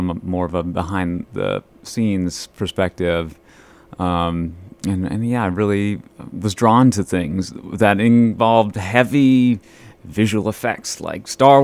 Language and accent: English; Fosston, Minnesota, United States; now in Bemidji, United States; I grew up in Fauston, Minnesota